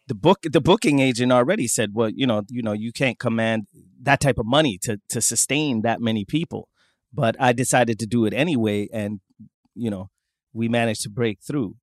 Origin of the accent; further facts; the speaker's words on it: southern Sweden, Sweden; accent: southern Swedish dialect; I'm from the south of Sweden.